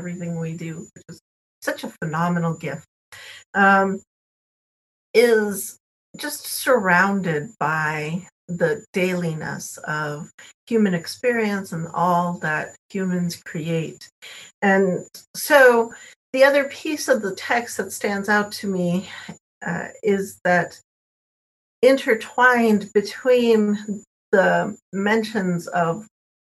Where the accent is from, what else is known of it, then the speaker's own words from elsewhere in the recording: El Paso, Texas and Corpus Christi, United States; now in Dayton, United States; I am from Texas originally. I'm a Tejana, and I grew up between El Paso, Texas, and Corpus Christi, Texas